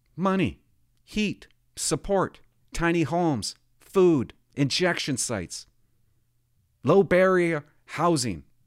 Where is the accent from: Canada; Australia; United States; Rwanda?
Canada; Port Alberni, British Columbia; I grew up in Port Alberti